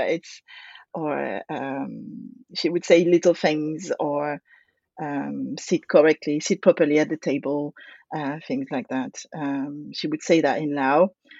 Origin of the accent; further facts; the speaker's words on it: France; now in United Kingdom; I grew up in France. I'm French, in the countryside, in the middle of nowhere. And my dad is French. He's from that countryside. The house we lived in is his grandparents' house.